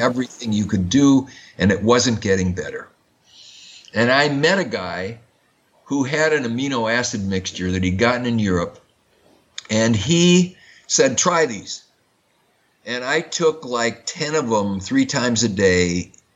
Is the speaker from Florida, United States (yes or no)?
no; Madison, Wisconsin, United States; I grew up in Madison, Wisconsin, which is the which is the home of Oscar Mayer meatpacking